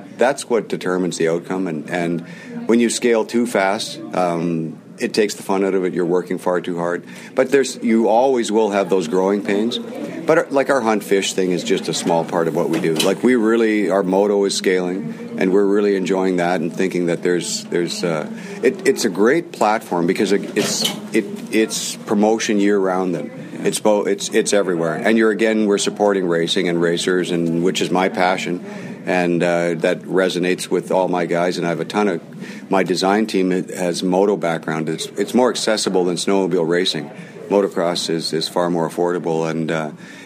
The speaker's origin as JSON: {"language": "English", "country": "Canada"}